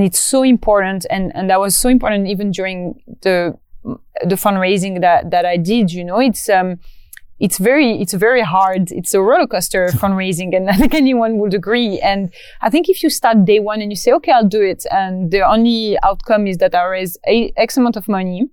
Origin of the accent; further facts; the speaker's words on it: Morocco; moved away; my hometown in Morocco